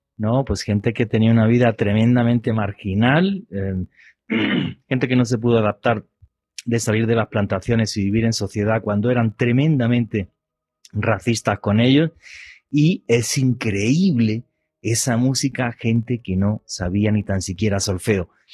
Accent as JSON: {"language": "Spanish", "region": "Andalusia", "country": "Spain", "moved": "yes", "lives_now": "Colombia", "said": "de la región que yo soy del sur de España"}